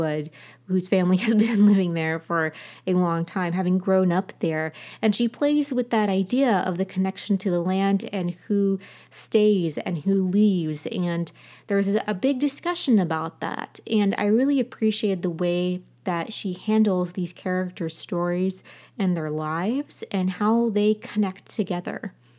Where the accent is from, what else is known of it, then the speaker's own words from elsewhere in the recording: Appalachia, United States; As an Appalachian person